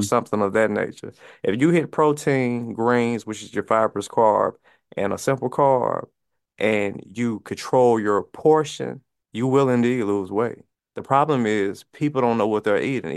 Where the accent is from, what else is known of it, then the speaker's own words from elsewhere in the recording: Mississippi, United States; where I'm from, I'm from Mississippi, um, high poverty area